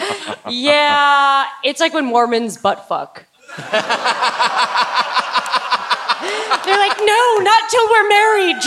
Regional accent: Illinois, United States; I'm from Illinois

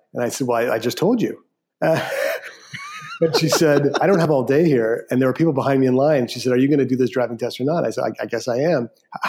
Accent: Canada; moved away; also born or lived in San Francisco, United States; I'm a Canadian, and I moved to San Francisco and lived there for 7 years.

